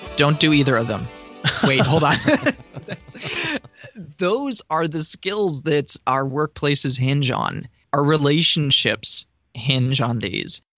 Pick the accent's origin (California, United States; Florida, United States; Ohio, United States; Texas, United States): Florida, United States; Boca Raton; my hometown of uh, Boca Raton here